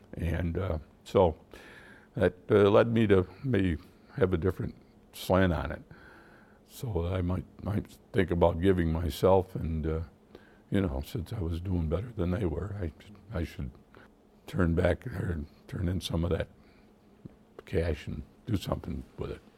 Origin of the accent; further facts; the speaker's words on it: Syracuse, New York, United States; moved away as an adult; also born or lived in Geneva, New York / Manhattan; now in Northern New York, United States; I really grew up in, uh, Syracuse, although I was born in Geneva, but I spent most of my growing up years from, like, third or fourth grade